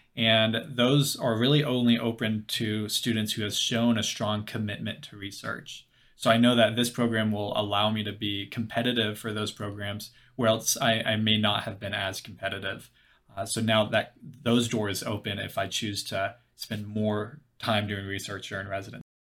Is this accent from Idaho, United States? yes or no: no; Louisville, Kentucky, United States; moved away as an adult; now in Bethesda, United States; I'm from Louisville, Kentucky, uh, but currently over at, uh, in Bethesda, Maryland